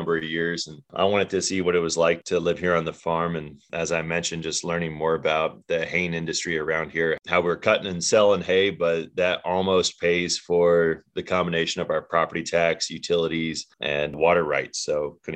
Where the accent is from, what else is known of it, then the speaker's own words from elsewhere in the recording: Northeast Tennessee, United States; moved away; also born or lived in Africa; I grew up in Northeast Tennessee, which is about a 2-day drive from here